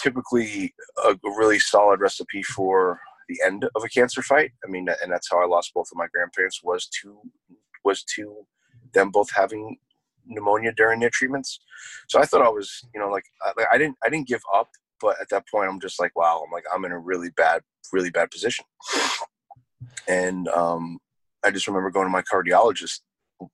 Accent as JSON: {"language": "English", "region": "New York", "country": "United States", "also_born_or_lived": "New Jersey", "moved": "yes", "said": "originally I'm from New York, and my parents moved to New Jersey kind of in the middle of my treatments"}